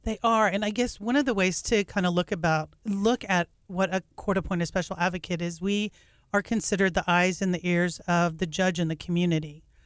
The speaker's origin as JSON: {"language": "English", "region": "North Texas", "country": "United States", "tie": "born or raised there", "also_born_or_lived": "Massachusetts", "moved": "as an adult", "said": "I grew up in North Texas and, um, moved away for about fourteen years"}